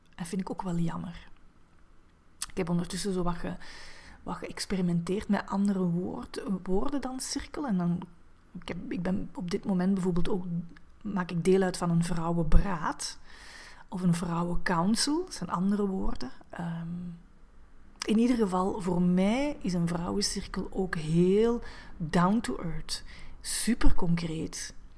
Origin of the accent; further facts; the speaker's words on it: Diest, Flanders, Belgium; now in Antwerp, Belgium; Ik ben oorspronkelijk geboren in Diest, in België, ehm, tegen Limburg aan, ehm, maar ik woon ondertussen al vijftien jaar in Antwerpen